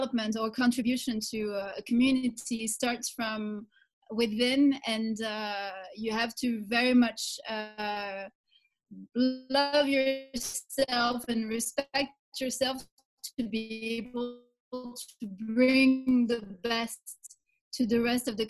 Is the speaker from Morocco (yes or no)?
yes; Morocco; moved away as an adult; now in Kigali, Rwanda; I am from Morocco. I now live in Kigali, Rwanda